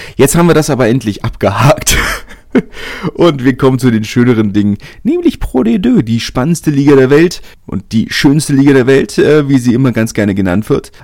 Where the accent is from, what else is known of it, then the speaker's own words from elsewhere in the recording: Berlin, Germany; als Großstädter, als Berliner